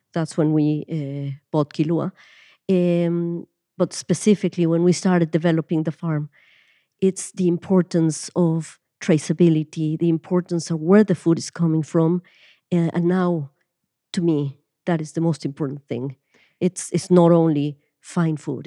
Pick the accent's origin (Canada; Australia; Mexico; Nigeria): Mexico; Mexico City; moved away as an adult; now in Ireland; I was born and I grew up in Mexico City